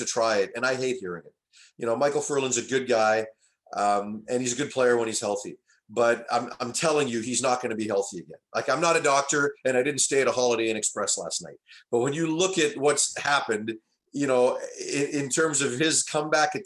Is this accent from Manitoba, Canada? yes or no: no; Vancouver, British Columbia, Canada; it is my hometown.